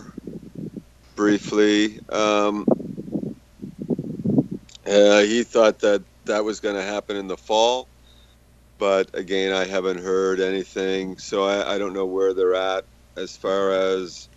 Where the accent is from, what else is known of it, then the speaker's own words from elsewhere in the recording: United States; now in Canada; I'm American, so I go back to the States